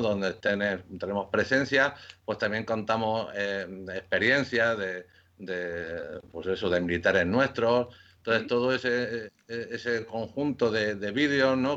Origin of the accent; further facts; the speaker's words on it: Córdoba, Andalusia, Spain; also born or lived in Lleida / Ceuta / Seville / Valencia; now in Madrid, Spain; nací en Córdoba, en Córdoba, en Andalucía